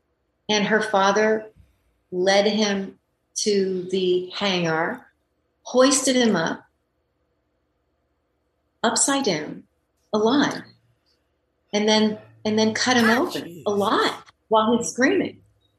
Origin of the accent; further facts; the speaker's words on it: France; I had a girlfriend when I was growing up in France. This was in rural France, where my mother is from, where I would spend my holidays and part of the school year when my parents weren't getting along.